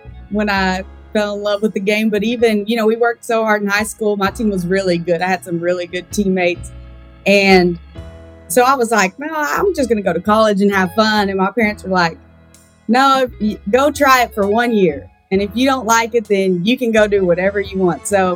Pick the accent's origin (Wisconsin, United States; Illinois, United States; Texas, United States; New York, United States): Texas, United States; Plainview; born or raised there